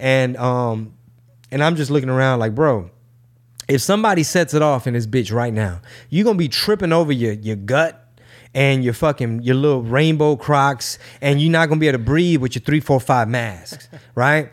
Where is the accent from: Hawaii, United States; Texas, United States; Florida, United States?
Texas, United States; Houston; born or raised there